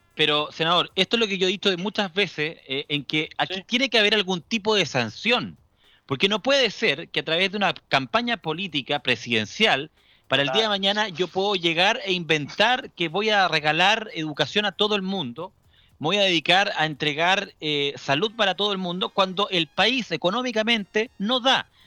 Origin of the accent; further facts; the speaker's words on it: Chile; cómo somos nosotros los chilenos